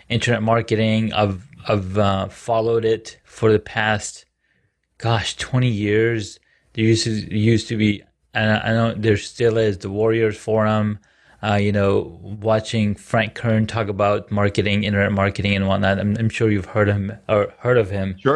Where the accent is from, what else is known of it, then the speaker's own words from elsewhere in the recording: Saudi Arabia; I grew up in Saudi Arabia, so mentorship is a is a more of a Western Western word.